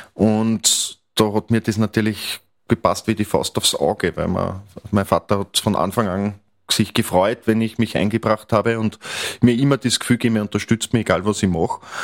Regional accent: Mostviertel, Lower Austria, Austria; also born or lived in Vienna / Krems; ich bin in der Region groß geworden. Ich liebe das Mostviertel

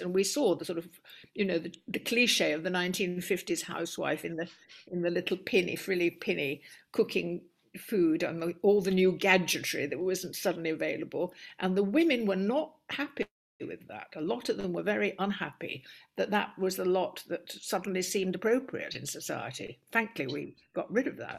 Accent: Stockport, North West England, United Kingdom; moved away; also born or lived in Cambridge; life in Stockport was very humdrum, very ordinary. I had a much younger sister.

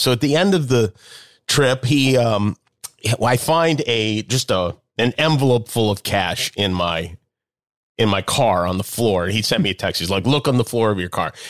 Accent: Las Vegas, Nevada, United States; moved away; I grew up in Las Vegas

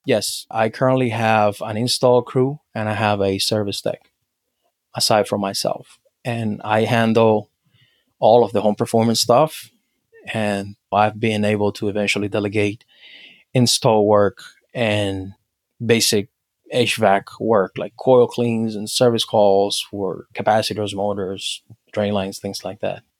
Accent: Havana, Cuba; now in United States; I was born and raised in Cuba, in Havana

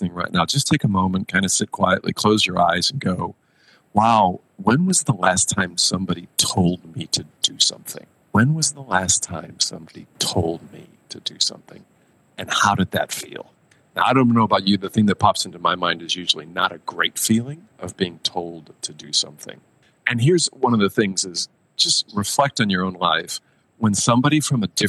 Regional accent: United States; moved away as an adult; also born or lived in Tokyo, Japan / Nanjing, China / Mumbai, India; I grew up in the States, right? So I grew up in America

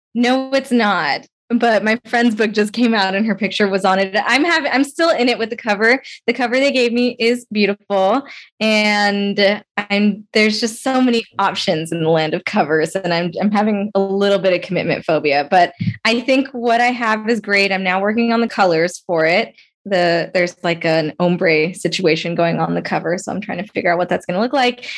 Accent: Las Vegas, Nevada, United States; I grew up in Las Vegas, Nevada also

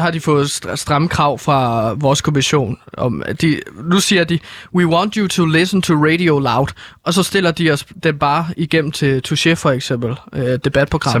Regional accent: Herlev, Capital Region of Denmark, Denmark; jeg er fra Herlo

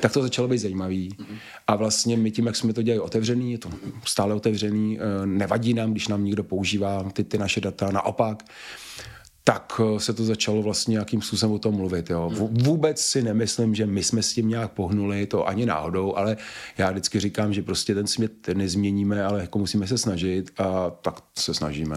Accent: Prague, Czechia; jsme prostě Pražáci

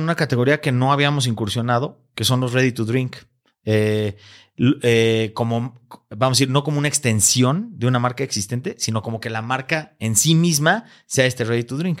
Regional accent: Mexico; este gran orgullo que tenemos como mexicanos

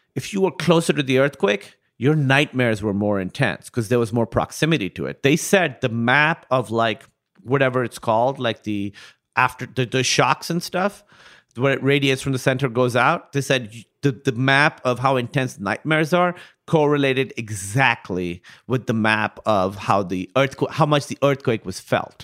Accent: Karachi, Sindh, Pakistan; I grew up in Karachi, Pakistan

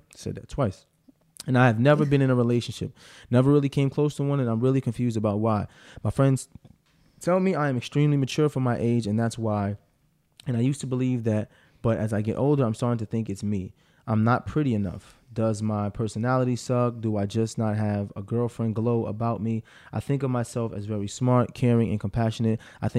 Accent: Arkansas, United States; What's up, Mar? And I'm from Arkansas.

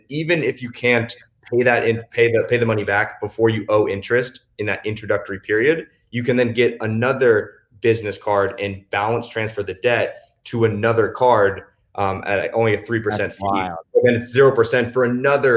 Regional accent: Washington, United States; also born or lived in Southern California; now in Cabo San Lucas, Mexico; I grew up in Washington, also spent a ton of time in Southern California

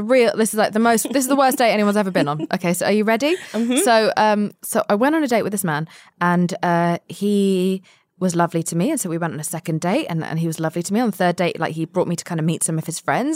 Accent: London, United Kingdom; moved away; also born or lived in Spain; I was born and raised mostly in London

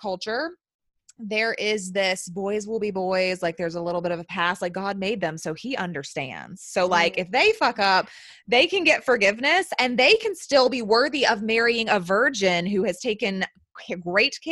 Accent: the Bible Belt, the South, United States; I was born and raised in the South, in the Bible Belt

